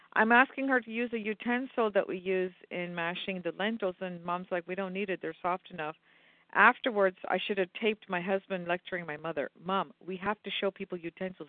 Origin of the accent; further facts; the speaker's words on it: western Pennsylvania, United States; also born or lived in India; I'm a western Pennsylvania girl.